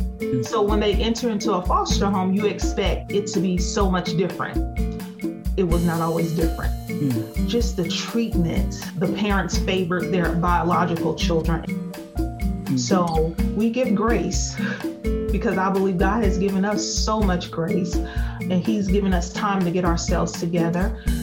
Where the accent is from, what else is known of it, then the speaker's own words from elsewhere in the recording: Chicago, Illinois, United States; I was born and reared in Chicago, the oldest of five siblings.